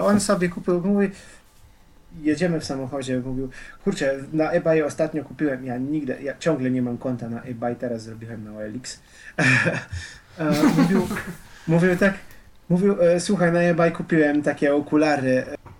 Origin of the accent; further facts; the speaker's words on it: Slovenia; Polish is a second language; moved away as an adult; now in Warsaw, Poland; jak ja już wyjechałem powoli ze Słowenii